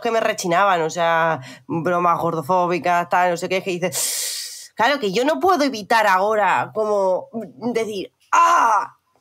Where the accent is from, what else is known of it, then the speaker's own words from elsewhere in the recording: Spain; also born or lived in Murcia / Catalonia; yo que soy murciana y catalana